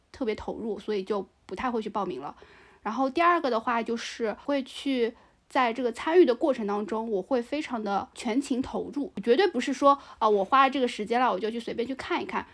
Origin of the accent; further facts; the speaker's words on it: China; 我们中国人嘛，其实还是有点讳疾忌医的